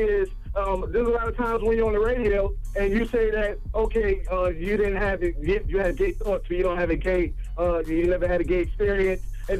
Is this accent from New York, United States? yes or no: yes; Queens, New York, United States; But again, I'm from Queens and Envy's from Queens.